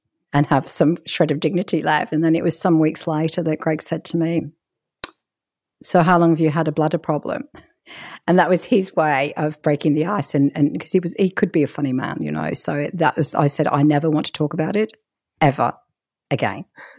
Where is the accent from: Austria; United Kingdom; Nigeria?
United Kingdom; England; You know what? I'm English, and we never ate that.